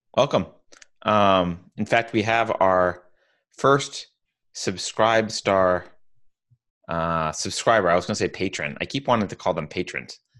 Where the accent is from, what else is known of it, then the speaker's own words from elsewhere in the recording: New York, United States; now in California, United States; I'm from New York, but I've been in California for twenty years